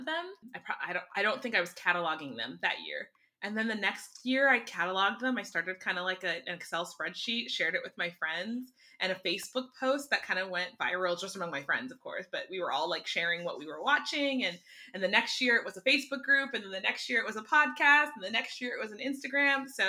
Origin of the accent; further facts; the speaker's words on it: Minnesota, United States; Born and raised in Minnesota to Nigerian immigrant